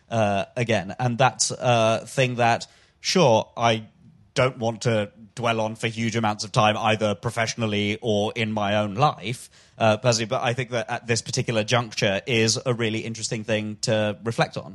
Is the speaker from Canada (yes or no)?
no; London, United Kingdom; I'm a Londoner, Billingsgate